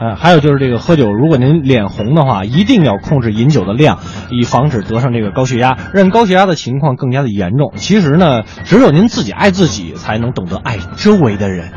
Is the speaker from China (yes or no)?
yes; China; 从我们中国人的角度出发